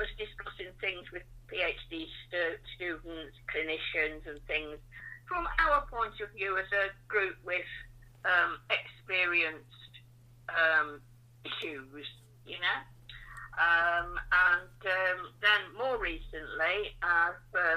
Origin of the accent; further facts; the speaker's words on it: West Bridgford, East Midlands, United Kingdom; I'm a West Bridgeford girl. I grew up here. I've been here since I was 2 years old